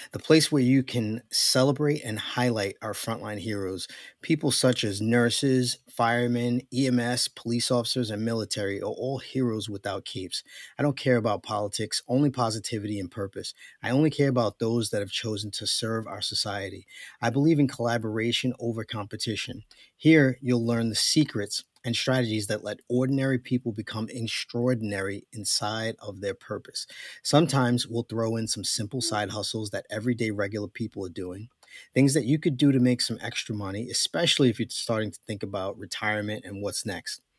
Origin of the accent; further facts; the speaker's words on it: New York, United States; I'm from New York, everybody knows.